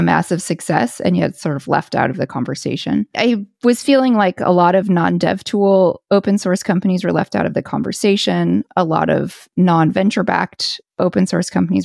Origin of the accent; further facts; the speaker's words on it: United States; now in Paris, France; I am an American and I do live in Paris